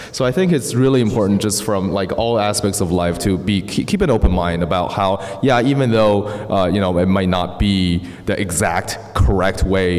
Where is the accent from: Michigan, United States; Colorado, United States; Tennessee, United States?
Colorado, United States; Boulder; because we're from Boulder, and Boulder is, you know, we're the typical Boulder hippies as well.